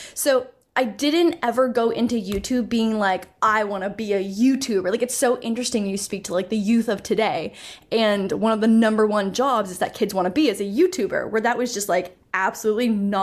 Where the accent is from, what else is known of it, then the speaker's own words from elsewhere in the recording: Canada; also born or lived in Toronto; I'm Canadian, so I was in Toronto for university